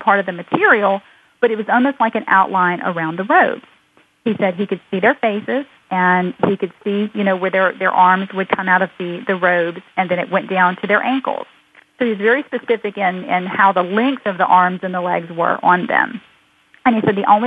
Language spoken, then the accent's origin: English; United States; We're just an American family